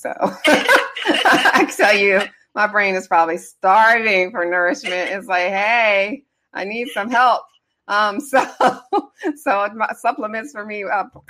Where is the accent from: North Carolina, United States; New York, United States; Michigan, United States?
Michigan, United States; Detroit; From Anderson, I'm from Detroit.